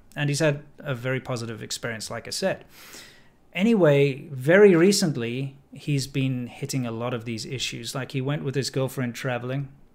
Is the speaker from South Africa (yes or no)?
yes; South Africa; now in China; me a South African